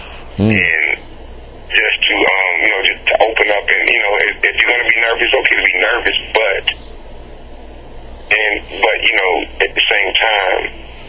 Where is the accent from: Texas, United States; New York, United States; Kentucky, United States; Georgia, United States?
Georgia, United States; Albany; born or raised there